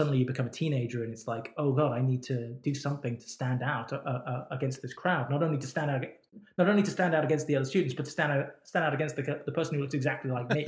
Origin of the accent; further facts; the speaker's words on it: Oxford, South East England, United Kingdom; And I grew up in Oxford, and Oxford was a real great university town.